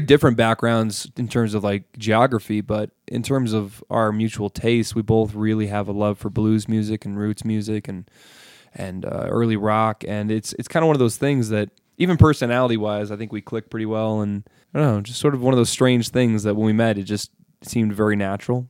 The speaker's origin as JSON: {"language": "English", "town": "Montrose", "region": "Colorado", "country": "United States", "tie": "born or raised there", "moved": "as an adult", "lives_now": "Fort Collins, United States", "said": "I lived in Montrose, Colorado from just a little baby all the way through high school"}